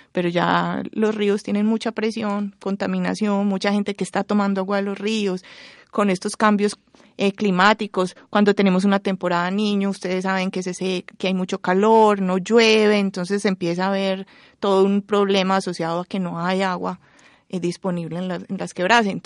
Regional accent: Medellín, Antioquia, Colombia; born or raised there

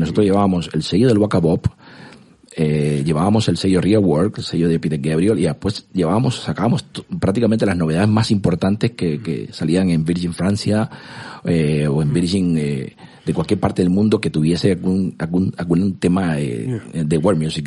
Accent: Cuba; moved away as an adult; also born or lived in Moscow, Russia; now in Spain; yo nací en Cuba, eh, me crié ahí hasta, hasta los 18 años

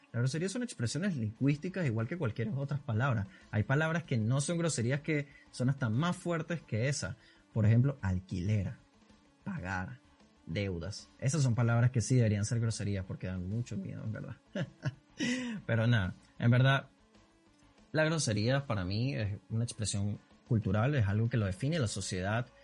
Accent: Caracas, Capital District, Venezuela; accent: caraqueño sifrino; yo soy venezolano

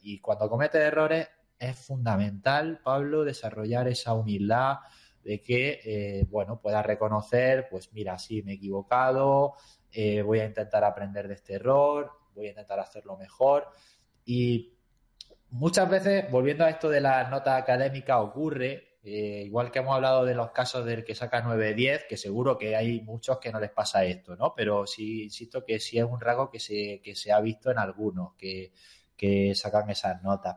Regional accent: Granada, Andalusia, Spain; moved away as an adult; now in Tomelloso, Spain; yo soy de Granada de toda la vida

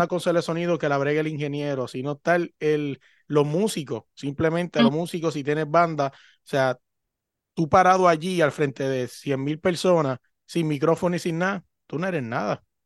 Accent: Puerto Rico; now in Virginia, United States; yo que vengo de Puerto Rico

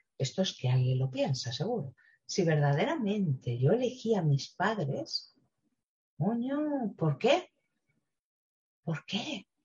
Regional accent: Spain; tengo yo en mi país

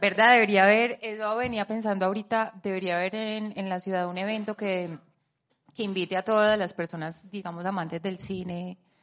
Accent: Colombia; los colombianos merecemos un cine para pensar, para pensar en nuestra historia

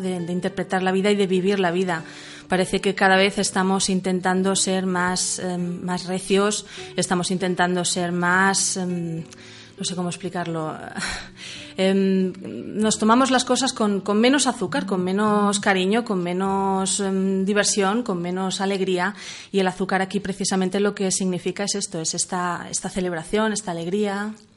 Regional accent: Manresa, Catalonia, Spain; soy de Barcelona, de Manresa concretamente

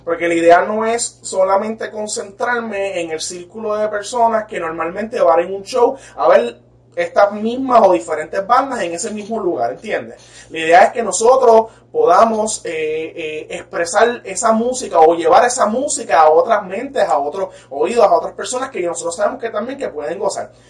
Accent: Puerto Rico; Nosotros somos puertorriqueños, somos latinos

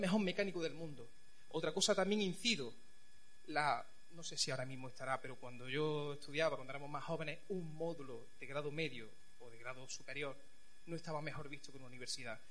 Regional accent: Chimeneas, Andalusia, Spain; moved away as an adult; also born or lived in Pinos Puente; now in Santa Fe, Spain; Yo no soy de Pinos Puente. Yo vivo en Santa Fe, no soy de Santa Fe. Yo soy de Chimenea, de un pueblo pequeño.

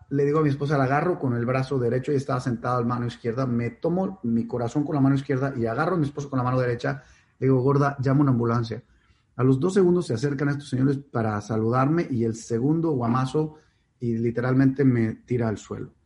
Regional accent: Monterrey, Nuevo León, Mexico; also born or lived in Mexico City; Yo nací en Ciudad de México, eh, y a los cinco años mis padres tienen su primera crisis económica importante y deciden mudarse a Monterrey

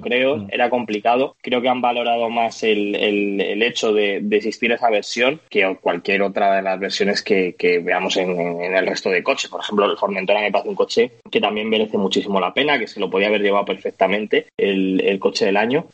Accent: Madrid, Community of Madrid, Spain; como madrileño

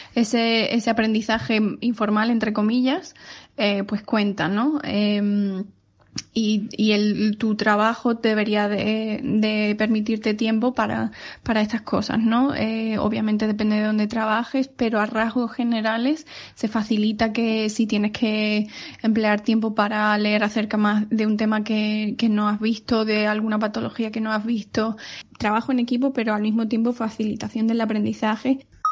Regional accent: Seville, Andalusia, Spain; moved away as an adult; also born or lived in Ponferrada, Spain; now in Manchester, United Kingdom; soy sevillana

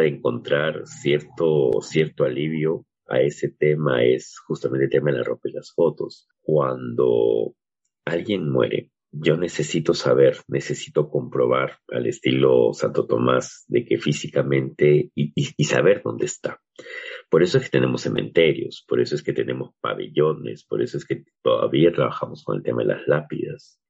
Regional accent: Peru; nuestro caso particular como, como peruanos

